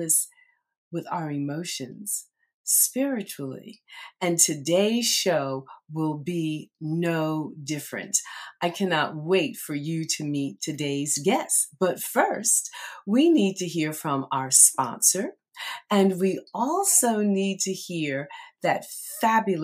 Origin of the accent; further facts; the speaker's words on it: Red Bank, United States; Red Bank, my hometown